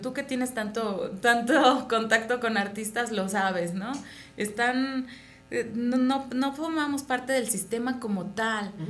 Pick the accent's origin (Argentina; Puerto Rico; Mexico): Mexico; moved away as an adult; now in Vienna, Austria; yo como buena mexicana